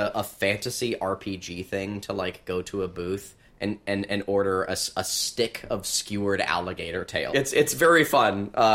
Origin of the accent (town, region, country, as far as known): Alabama, United States; born or raised there; moved away